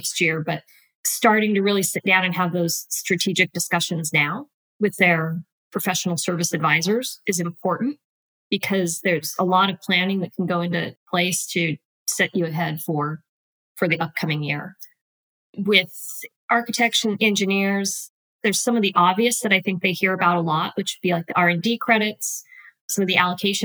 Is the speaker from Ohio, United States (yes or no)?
no; Wyoming, United States; moved away as an adult; also born or lived in Utah; now in Nashville, United States; I am originally from Wyoming